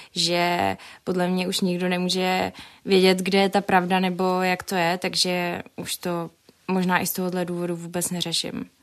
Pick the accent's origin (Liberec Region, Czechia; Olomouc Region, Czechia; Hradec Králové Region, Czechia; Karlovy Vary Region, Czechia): Hradec Králové Region, Czechia; Jičín; now in Prague, Czechia; jsem eh, sice z Jičína, ale působím v Praze